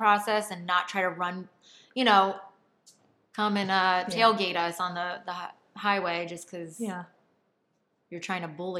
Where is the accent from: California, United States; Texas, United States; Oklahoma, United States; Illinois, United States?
California, United States; now in New Jersey, United States; We are from California.